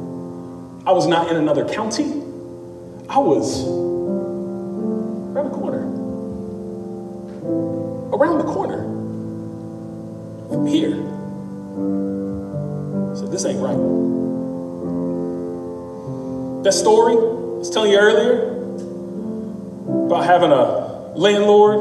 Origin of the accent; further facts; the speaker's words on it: Memphis, Tennessee, United States; also born or lived in Dallas; I'm from Memphis. I went to school in Dallas. I lived in Dallas for several years, but I'm born, raised in Memphis.